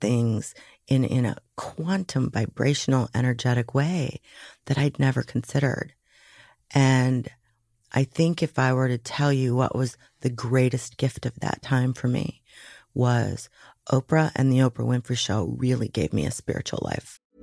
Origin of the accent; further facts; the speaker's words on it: Waukegan, Illinois, United States; also born or lived in Dallas; I was raised Catholic in Waukegan, Illinois